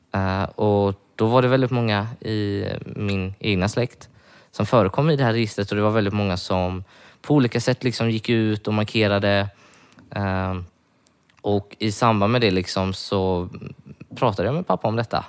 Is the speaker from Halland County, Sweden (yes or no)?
yes; Varberg, Halland County, Sweden; jag kommer från Varberg